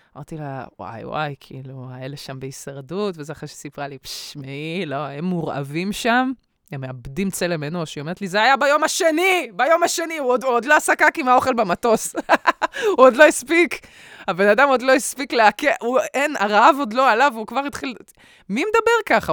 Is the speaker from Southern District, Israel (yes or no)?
no; Bat Yam, Tel Aviv District, Israel; לא גדלתי בבת ים